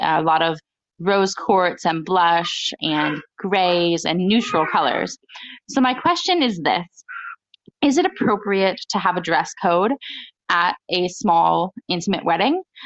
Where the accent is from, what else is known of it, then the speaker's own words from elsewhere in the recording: United States; I'm an American bride